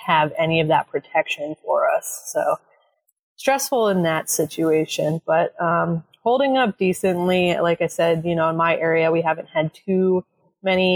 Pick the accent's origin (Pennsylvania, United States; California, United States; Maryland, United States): Pennsylvania, United States; Allentown; I grew up in Allentown.